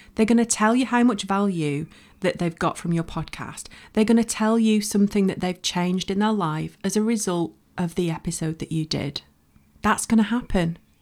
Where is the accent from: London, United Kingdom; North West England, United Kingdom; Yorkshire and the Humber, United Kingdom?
North West England, United Kingdom; Bolton; moved away as an adult; I'm from Bolton, um, in the northwest of the U K. Don't live there now, but I lived there for over twenty years